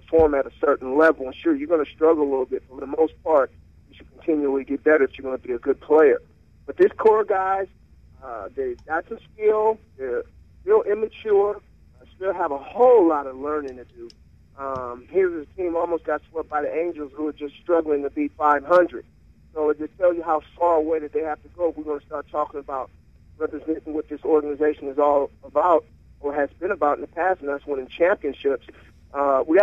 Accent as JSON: {"language": "English", "town": "Berkeley", "region": "California", "country": "United States", "tie": "born or raised there", "said": "We were both born and raised in Berkeley."}